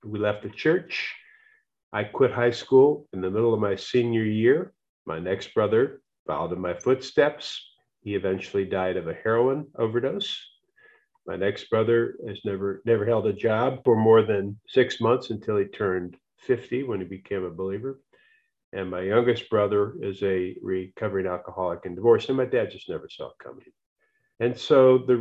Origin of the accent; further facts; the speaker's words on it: United States; I'm an American.